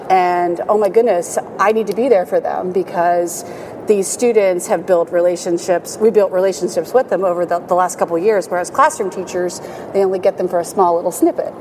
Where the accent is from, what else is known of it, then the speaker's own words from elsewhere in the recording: Williamsport, Pennsylvania, United States; I grew up in Williamsport